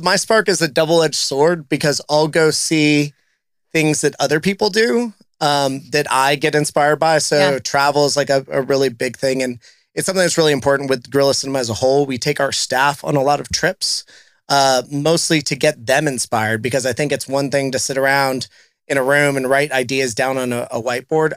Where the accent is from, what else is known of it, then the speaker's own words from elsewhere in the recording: South Texas, United States; now in Cincinnati, United States; places that I grew up going to, uh, being in South Texas